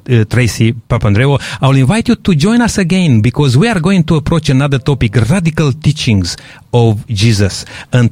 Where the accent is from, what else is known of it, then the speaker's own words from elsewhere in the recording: Romania; I come from Romania, which is 95% or more Orthodox